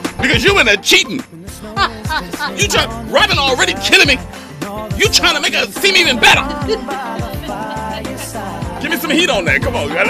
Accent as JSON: {"language": "English", "town": "New York City", "region": "New York", "country": "United States", "said": "I'm from New York City. I'm from New York."}